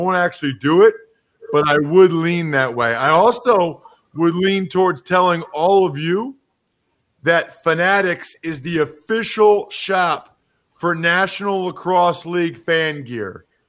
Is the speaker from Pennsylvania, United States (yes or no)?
yes; Philadelphia, Pennsylvania, United States; I'm from Philadelphia.